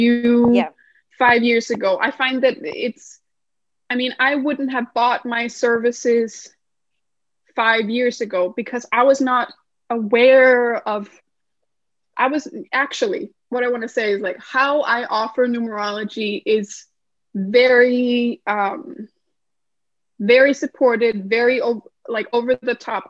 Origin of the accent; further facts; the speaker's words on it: Denmark; moved away as an adult; also born or lived in United States; I'm originally from Denmark, which is in Scandinavia